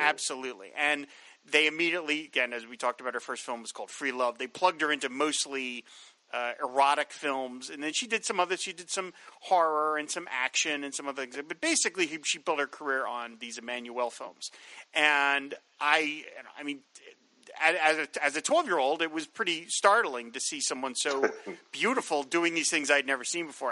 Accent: New Jersey, United States; also born or lived in Philadelphia, Pennsylvania; We moved from Philadelphia to Southern Jersey

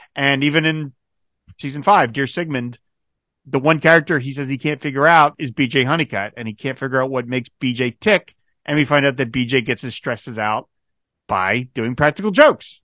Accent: Philadelphia, Pennsylvania, United States; I'm from Philadelphia myself

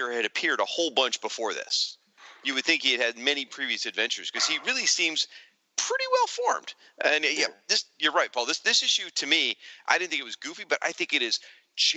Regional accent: Michigan, United States; I am from Michigan

